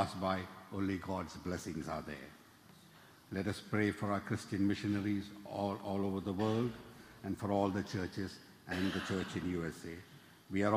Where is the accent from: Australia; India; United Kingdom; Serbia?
India; Kerala; moved away as an adult; also born or lived in Memphis, Tennessee; now in New York City, United States; I was born in India. I came to New York City about 25 years ago.